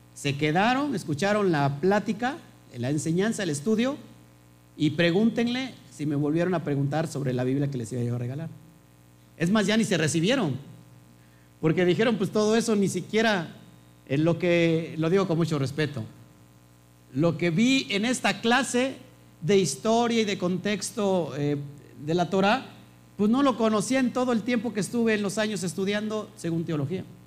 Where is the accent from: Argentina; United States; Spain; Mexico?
Mexico; Yo nací en México